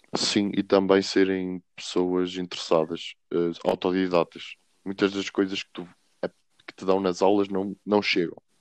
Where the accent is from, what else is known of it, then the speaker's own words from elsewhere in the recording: Sabrosa, Vila Real District, Portugal; moved away as an adult; now in Coimbra, Portugal; eu venho de Sabrosa, é uma pequena vila em Vila Real, e estou a estudar Engenharia Informática em Coimbra